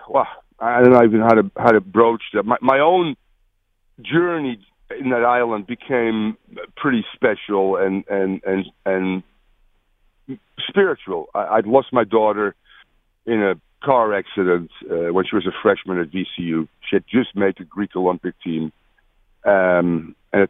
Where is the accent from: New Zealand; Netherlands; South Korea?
Netherlands; moved away; I'm from the Netherlands